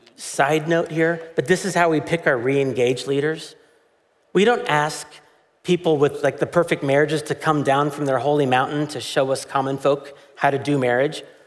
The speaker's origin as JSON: {"language": "English", "country": "United States", "said": "as an American"}